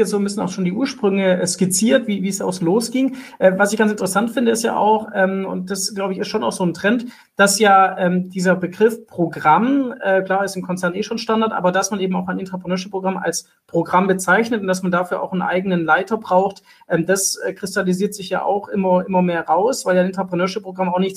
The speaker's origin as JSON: {"language": "German", "town": "Stuttgart", "region": "Baden-Württemberg", "country": "Germany", "said": "vor allem die Firma Zyplin äh, als Stuttgarter natürlich"}